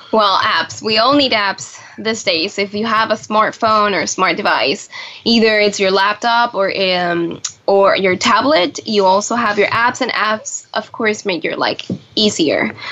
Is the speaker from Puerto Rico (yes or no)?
yes; Puerto Rico; also born or lived in Buenos Aires, Argentina; now in Washington, DC, United States; I'm originally from Puerto Rico, um, right now here in DC